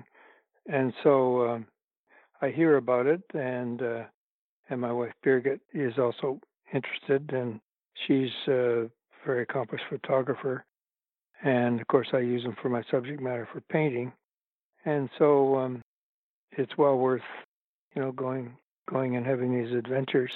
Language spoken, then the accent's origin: English; Toronto, Ontario, Canada; Toronto, my hometown